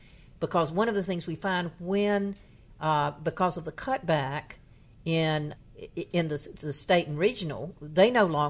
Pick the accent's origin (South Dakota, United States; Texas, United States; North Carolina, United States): North Carolina, United States; my hometown, which is in happens to have the distinction of being the town in the poorest county in North Carolina